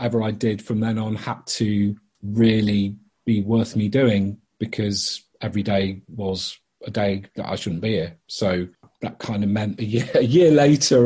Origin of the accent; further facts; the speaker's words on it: Liverpool, North West England, United Kingdom; now in London, United Kingdom; I grew up in Liverpool originally and then moved to London, northwest, east, and then southeast for the last 26 years